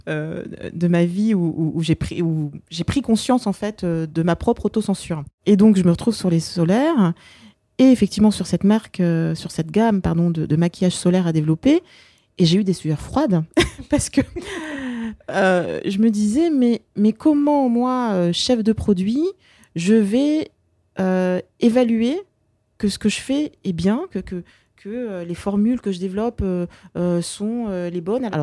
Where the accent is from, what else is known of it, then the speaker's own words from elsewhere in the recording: France; Ma mère est née dans un pays colonisé. Elle a grandi dans un pays colonisé. Et euh, bah, finalement, si moi je suis euh, née en France et, j'ai grandi en France